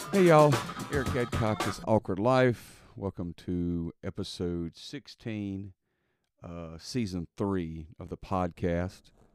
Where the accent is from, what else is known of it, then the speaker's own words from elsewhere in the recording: Mississippi, United States; I'm from Mississippi, so I put, people say Walmarts